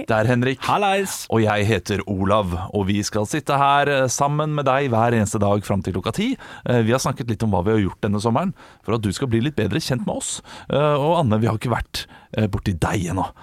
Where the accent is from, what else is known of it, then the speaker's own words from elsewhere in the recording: Asker, Akershus, Norway; Jeg er fra Asker.